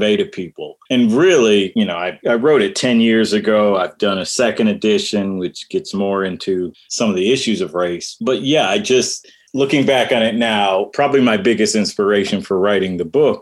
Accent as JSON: {"language": "English", "town": "Detroit", "region": "Michigan", "country": "United States", "tie": "born or raised there", "also_born_or_lived": "Dearborn, Michigan", "said": "I grew up in Detroit, Michigan"}